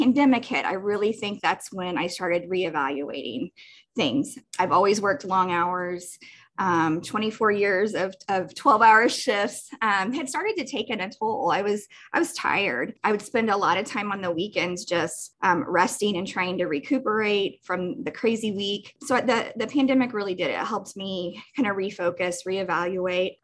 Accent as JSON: {"language": "English", "town": "Jefferson City", "region": "Missouri", "country": "United States", "tie": "born or raised there", "also_born_or_lived": "Columbia, Missouri", "moved": "as an adult", "lives_now": "Olathe, United States", "said": "my hometown of Jefferson City"}